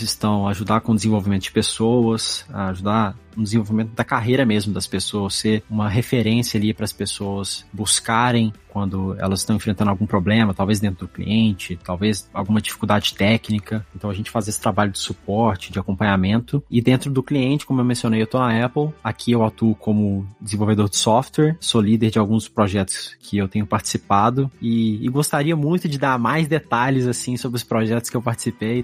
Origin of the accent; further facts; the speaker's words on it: Belo Horizonte, Minas Gerais, Brazil; moved away as an adult; now in Sunnyvale, United States; eu sou de Belo Horizonte, Minas Gerais.